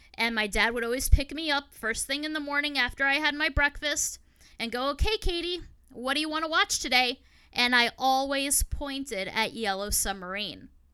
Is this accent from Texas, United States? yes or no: no; Long Island, New York, United States; I grew up out on Long Island, New York